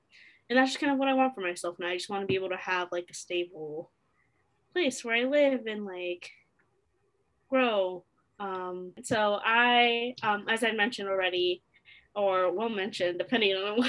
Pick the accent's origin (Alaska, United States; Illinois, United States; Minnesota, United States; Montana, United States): Illinois, United States; Chicago; born there; also born or lived in New Jersey / Nevada / Virginia / Delaware; I was born in Chicago, Illinois, but I grew up in a military family because my dad was in the Air Force. So I got to live in New Jersey, in Nevada, Virginia, and a little bit in Delaware.